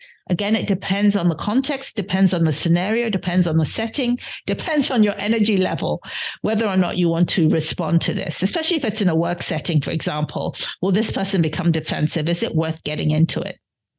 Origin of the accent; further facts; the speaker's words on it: London, United Kingdom; born there; accent: British undertones; having been born in London, having, you know, been raised by a mother who was born and bred in Edinburgh, having gone to college, undergrad and grad school in the UK and spending a long time there, my accent does have British undertones.